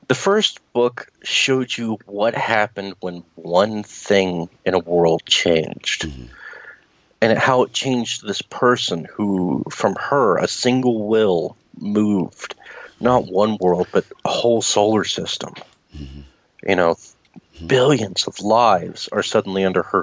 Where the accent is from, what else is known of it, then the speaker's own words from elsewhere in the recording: Lafayette, Louisiana, United States; English is a second language; I was born in Louisiana, Lafayette, Louisiana, originally.